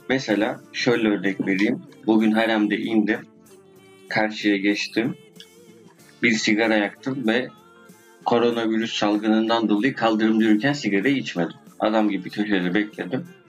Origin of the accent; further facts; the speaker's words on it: Turkey; first language Turkish; Doğduğum, büyüdüğüm yer